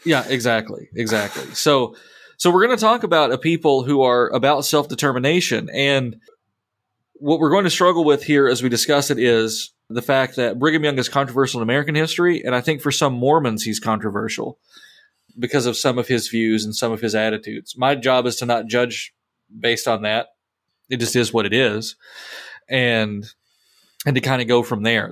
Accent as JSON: {"language": "English", "region": "England", "country": "United Kingdom", "moved": "yes", "said": "I'm an English man in the Missouri Synod"}